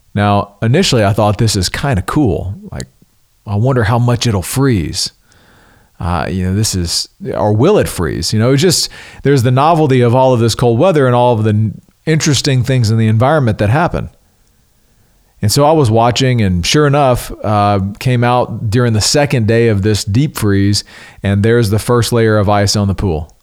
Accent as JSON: {"language": "English", "region": "the South", "country": "United States", "tie": "born or raised there", "said": "growing up in the South"}